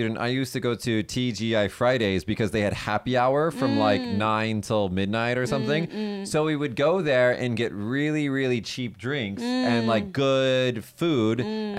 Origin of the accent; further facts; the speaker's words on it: Las Vegas, Nevada, United States; moved away as an adult; now in Kagoshima, Japan; My hometown's Las Vegas.